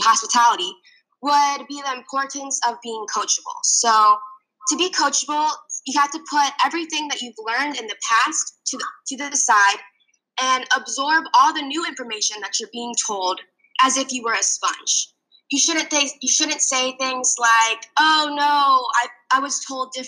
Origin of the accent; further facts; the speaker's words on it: Fishers, Indiana, United States; moved away as an adult; also born or lived in Florida; I grew up in Fishers, Indiana